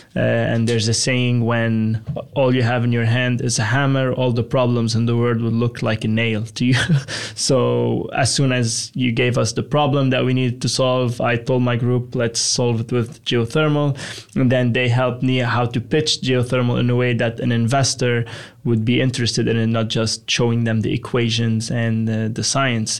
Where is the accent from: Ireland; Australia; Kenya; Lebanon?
Lebanon; moved away as an adult; now in Texas, United States; Originally, I'm from Lebanon in the Middle East.